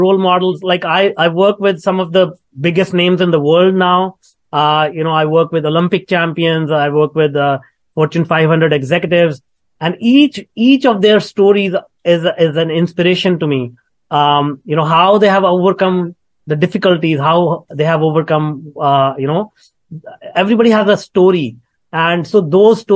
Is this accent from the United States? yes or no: no; India; moved away; I was born in India in a very, very small town